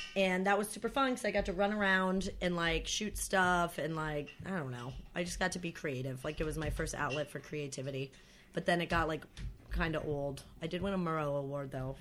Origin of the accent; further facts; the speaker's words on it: Plattsburgh, New York, United States; moved away; also born or lived in Vermont; Plattsburgh is like like up that up north that far up north